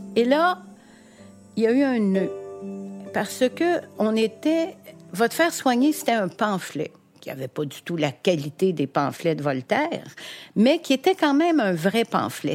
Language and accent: French; Montreal, Quebec, Canada; also born or lived in Huntingdon, Quebec; je suis née à Verdun